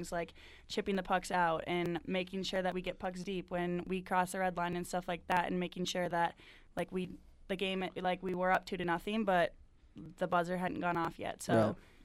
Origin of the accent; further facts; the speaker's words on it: Wisconsin, United States; growing up in Wisconsin, like, you dream to be a Badger